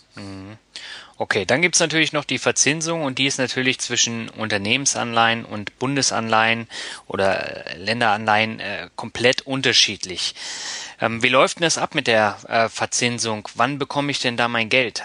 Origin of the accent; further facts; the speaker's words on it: Northern Germany, Germany; Ich bin ja auch Norddeutsch, ne? Und ah, also ich komme dann wirklich aus dem Norden